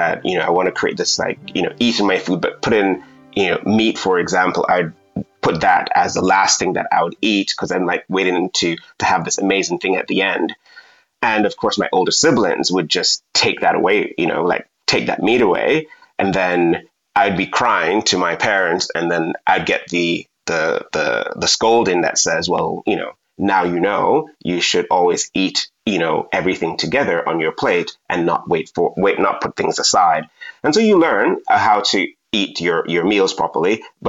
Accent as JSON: {"language": "English", "country": "Jamaica"}